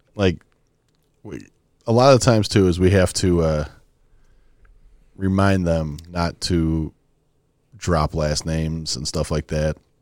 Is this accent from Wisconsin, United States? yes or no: yes; Wisconsin, United States; we're, we're two idiots from Wisconsin